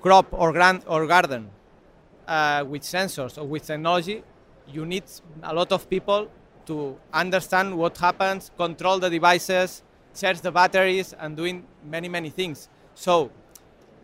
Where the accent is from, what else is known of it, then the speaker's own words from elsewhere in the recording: Spain; English is a second language; we are from Spain